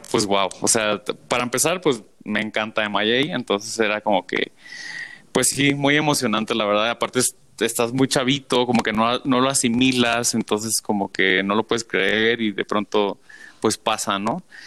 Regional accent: Tijuana, Baja California, Mexico; yo soy de Tijuana

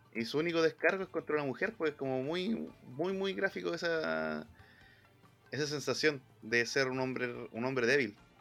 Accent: Chile; nosotros mismos, igual como chilenos, ya el ok ya no es ok

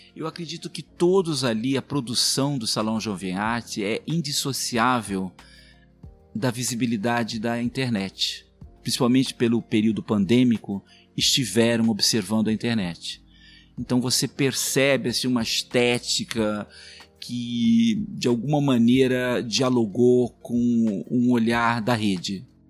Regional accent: Mato Grosso, Brazil

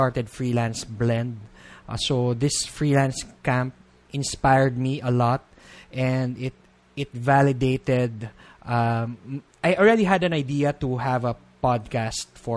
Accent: Philippines; being a Filipino

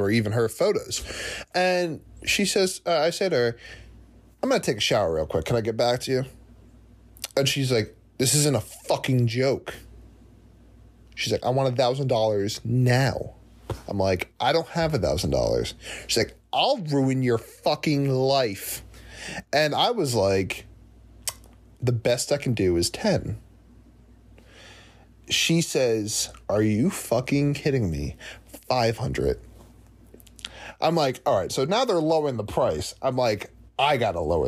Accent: New Jersey, United States; I'm from New Jersey

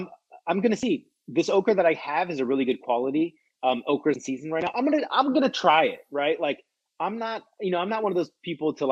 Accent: United States; being an American

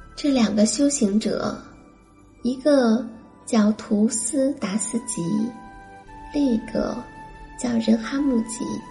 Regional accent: China; 我们中国人

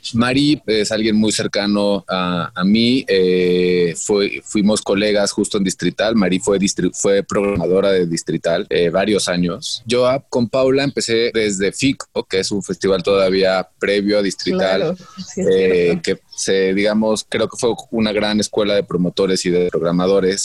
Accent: Mexico; soy mexicano y de que soy gay

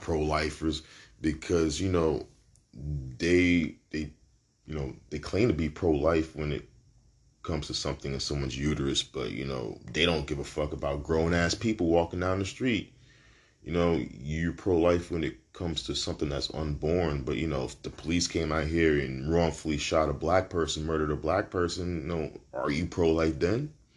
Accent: New York City, New York, United States; I'm from Brooklyn. I'm a New Yorker, man

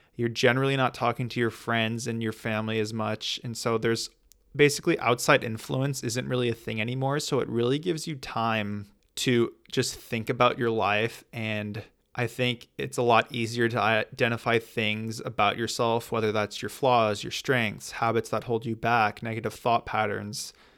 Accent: United States; being from the U S

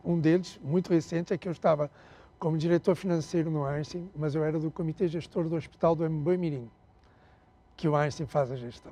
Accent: Angola; accent: Portuguese; moved away as an adult; also born or lived in Portugal / Rio de Janeiro, Brazil; now in Brazil; eu nasci em Portugal, está claro pelo sotaque, né? É, fui criado na África até, minha, até os 19 anos, até ter uma guerra civil em Angola

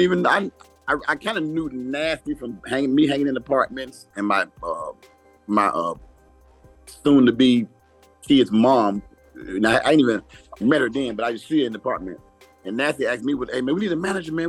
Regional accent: Miami, Florida, United States; I got into it actually when I was 13 in Miami. I'm from Miami, Florida.

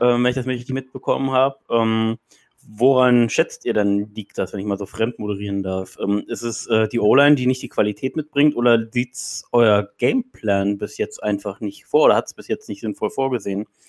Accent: Berlin, Germany; ich bin aus Berlin

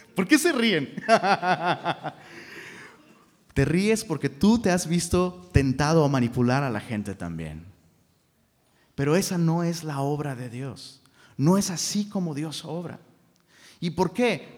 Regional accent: Taxco, Guerrero, Mexico; now in Monterrey, Mexico; Yo soy de Tasco

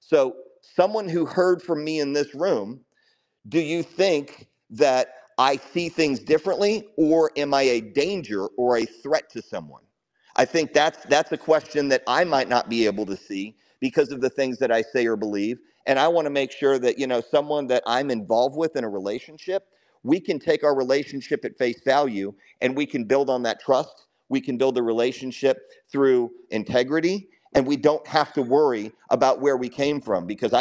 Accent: United States; also born or lived in Chicago, Illinois / Houston, Texas; growing up in Chicago and growing up in Houston

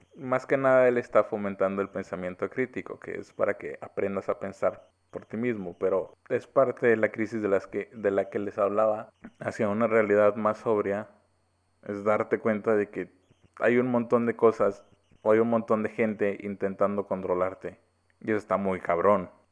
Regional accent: Mexico; soy mexicano

